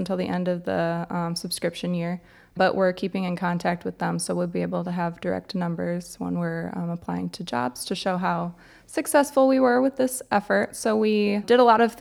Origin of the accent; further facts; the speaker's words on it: Downers Grove, Illinois, United States; I'm from Downers Grove, which is a suburb a half hour outside of the city